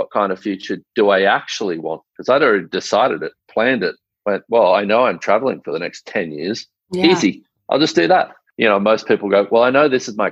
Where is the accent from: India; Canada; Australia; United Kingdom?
Australia